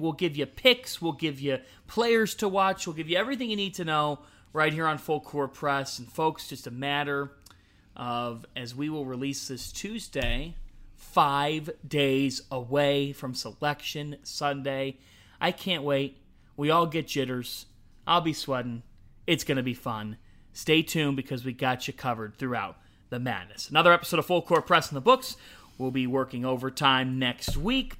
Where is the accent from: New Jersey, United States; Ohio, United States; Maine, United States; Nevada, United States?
Ohio, United States; I am from Ohio